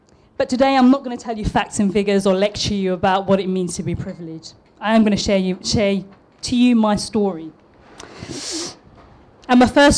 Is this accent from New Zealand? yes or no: no; London, United Kingdom; accent: East London; Somehow my East London accent dropped and it turned into something like this. Sometimes it does drop back into the East London accent when I'm really pissed off